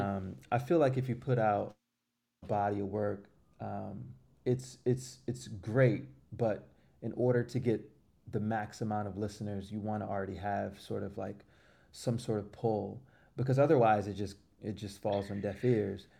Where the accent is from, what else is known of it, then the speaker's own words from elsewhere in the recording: Florida, United States; moved away as an adult; now in New York City, United States; I'm from Florida